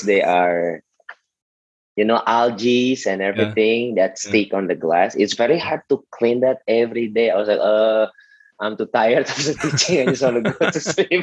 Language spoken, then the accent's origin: English; Jakarta, Indonesia; I was born and studying and living in Jakarta until now